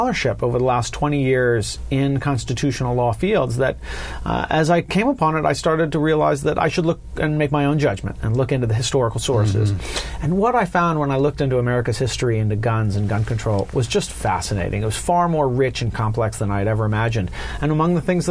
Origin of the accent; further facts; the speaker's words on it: Los Angeles, California, United States; I was born and raised in Southern California